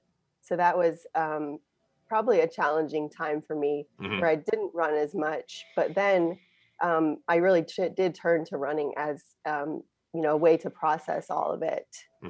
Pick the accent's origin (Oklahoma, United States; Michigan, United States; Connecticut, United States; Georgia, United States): Oklahoma, United States; Tulsa; I grew up in Tulsa, Oklahoma, in a really big family. There were eight kids in my family.